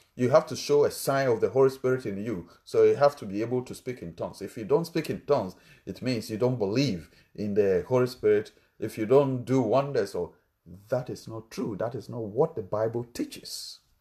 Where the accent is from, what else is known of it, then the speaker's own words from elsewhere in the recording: Ghana; English is a second language; my country, Ghana, we have different languages